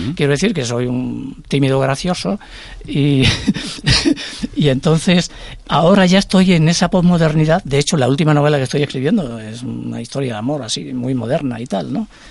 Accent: Extremadura, Spain; now in Madrid, Spain; mi tierra, de mi infancia

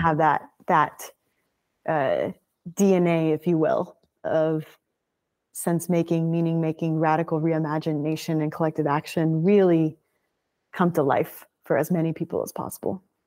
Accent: Birmingham, Alabama, United States; landed up in Birmingham, Alabama, where I was raised from three to eighteen years old

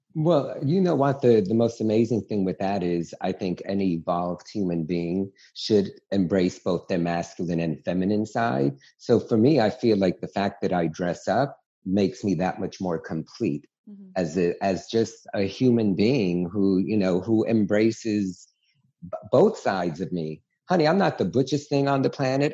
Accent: New York City, New York, United States; growing up in New York City

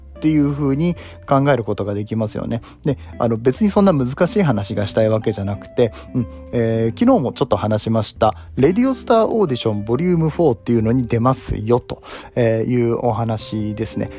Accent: Nagoya, Aichi, Japan; まあ僕名古屋出身なんですけど

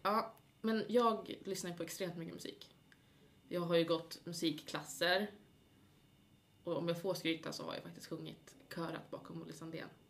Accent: Gävle, Gävleborg County, Sweden; now in Uppsala, Sweden; jag är ju från Gävle.

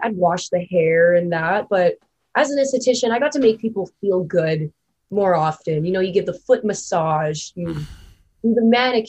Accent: Thunder Bay, Ontario, Canada

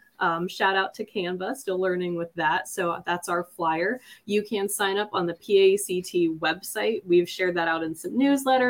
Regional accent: Pittsburgh, Pennsylvania, United States; So I am from Pittsburgh in the Southwest region

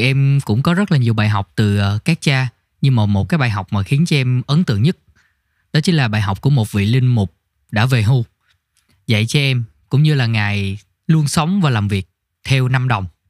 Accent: Tiền Giang, Vietnam; moved away; em quê ở tiền giang

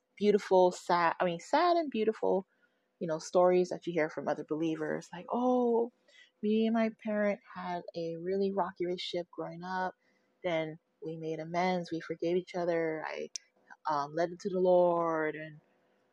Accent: United States; now in California, United States; I am from a different state. I am not from the state of California. I am the only person in my immediate family that is in California. Everybody else is back in my home state.

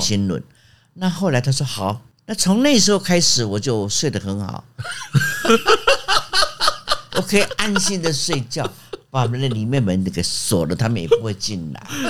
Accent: Jiufen, New Taipei, Taiwan; moved away as an adult; also born or lived in Australia; 我出生在九份嘛

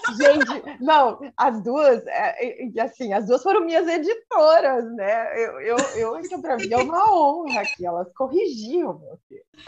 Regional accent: Mafra, Santa Catarina, Brazil; moved away; also born or lived in Rio Negro, Paraná; eu nasci no outro lado da ponte, né? Então, assim, no meu registro eu sou paranaense, mas eu vivi a vida hum. toda em Mafra

